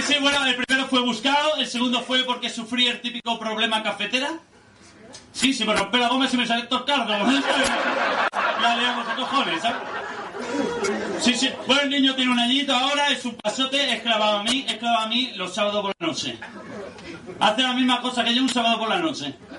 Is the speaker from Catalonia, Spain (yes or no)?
yes; Barcelona, Catalonia, Spain; now in Lloret de Mar, Spain; yo nací en un barrio muy humilde de Barcelona, quizás lo conozcáis, en La Mina